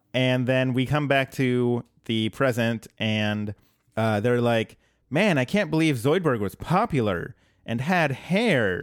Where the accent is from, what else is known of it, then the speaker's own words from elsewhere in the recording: Colorado, United States; now in Portland, United States; I'm from Colorado originally.